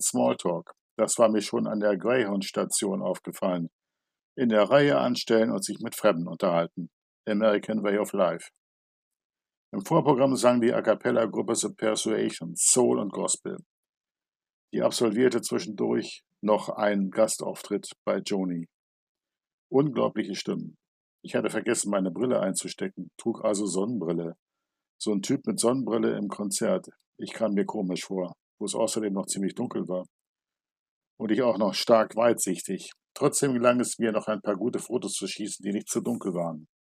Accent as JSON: {"language": "German", "country": "Germany", "said": "bei uns in Good Old Germany"}